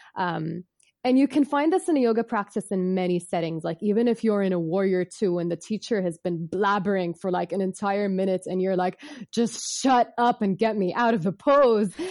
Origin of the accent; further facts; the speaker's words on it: Bahrain; I'm from Bahrain. I was born and raised here